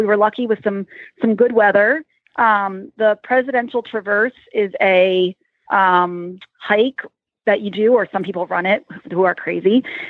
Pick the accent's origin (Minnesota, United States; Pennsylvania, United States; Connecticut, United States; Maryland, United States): Pennsylvania, United States; Lancaster County; My family was from the Midwest predominantly, so I don't have much of a Dutchy accent, but every once in a while something comes out and shows I'm from Lancaster County.